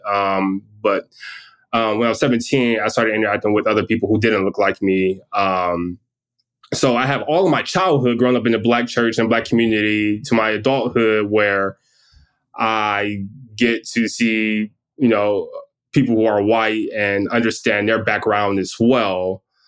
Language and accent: English; Detroit, Michigan, United States; I grew up in Detroit